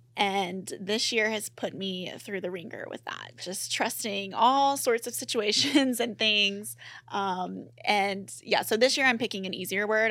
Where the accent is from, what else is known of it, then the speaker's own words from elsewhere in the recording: Mississippi, United States; moved away; I grew up in Mississippi